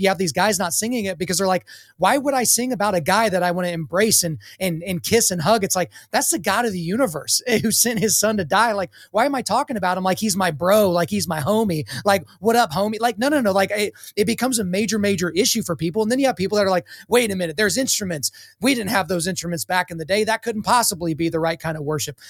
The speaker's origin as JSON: {"language": "English", "region": "Oklahoma", "country": "United States", "accent": "country", "said": "I'm from Oklahoma."}